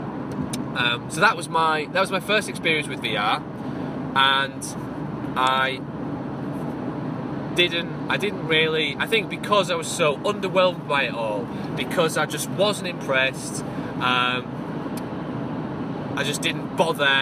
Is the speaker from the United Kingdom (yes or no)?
yes; Hull, Yorkshire and the Humber, United Kingdom; Hull, the City of Culture 2017. That's my hometown